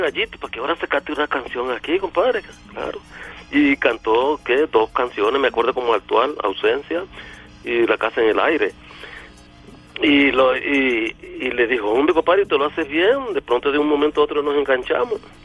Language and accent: Spanish; Villanueva, La Guajira, Colombia; moved away; todos mis paisanos, todo mi pueblo querido